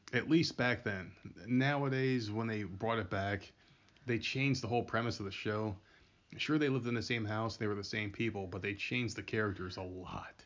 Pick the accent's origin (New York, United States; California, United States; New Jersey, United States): New Jersey, United States; Middlesex; I'm from Middlesex